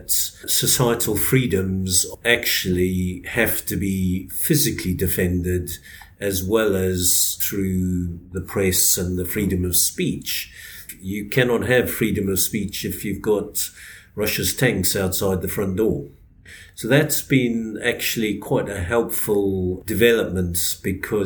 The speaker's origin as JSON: {"language": "English", "country": "Zimbabwe", "tie": "born or raised there", "also_born_or_lived": "South Africa", "moved": "yes", "lives_now": "United Kingdom", "said": "born and bred in Zimbabwe, spent 10 years in South Africa and then moved over to the UK."}